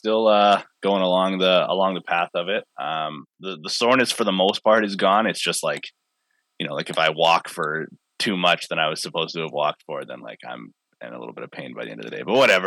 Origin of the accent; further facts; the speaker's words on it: Maple Ridge, British Columbia, Canada; As like a Maple Ridge kid that grew up watching them, like watching Chris Gill back in the day and stuff, being able to call a Burrards game kind of in my hometown.